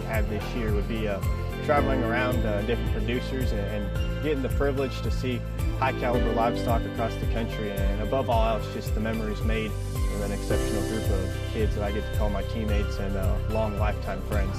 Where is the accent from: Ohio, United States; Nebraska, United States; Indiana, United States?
Nebraska, United States; Bertrand; I hail from Bertrand, Nebraska.